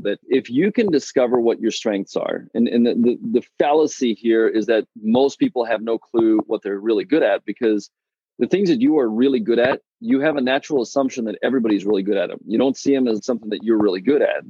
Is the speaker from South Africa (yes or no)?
yes; South Africa; now in Texas, United States; I'm, I'm originally from South Africa